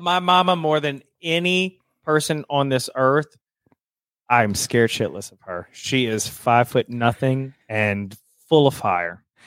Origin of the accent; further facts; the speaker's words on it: the South, United States; I'm from the South